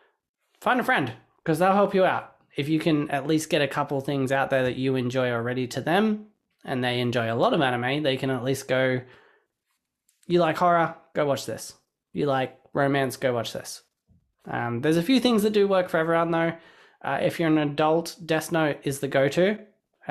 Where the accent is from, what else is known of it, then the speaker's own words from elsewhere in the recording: Australia; I grew up in Australia watching Cheese TV